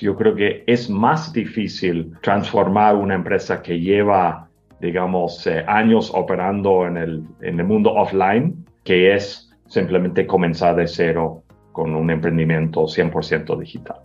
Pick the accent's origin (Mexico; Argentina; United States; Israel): United States; moved away as an adult; primero yo soy gringo, llevo más que 25 años trabajando en la región